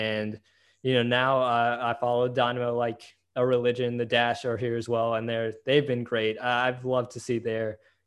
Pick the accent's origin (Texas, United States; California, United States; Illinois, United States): Texas, United States; Houston; I'm from Houston. I was born and raised here.